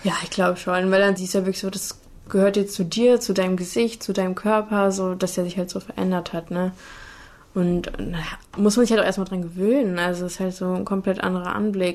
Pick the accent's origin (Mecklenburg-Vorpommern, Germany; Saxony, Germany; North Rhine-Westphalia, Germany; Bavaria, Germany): North Rhine-Westphalia, Germany; Cologne; im Vorort von Köln aufgewachsen